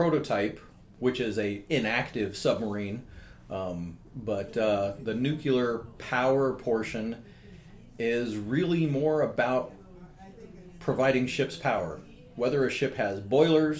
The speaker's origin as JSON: {"language": "English", "town": "San Jose", "region": "California", "country": "United States", "tie": "born or raised there", "said": "I grew up right here in San Jose"}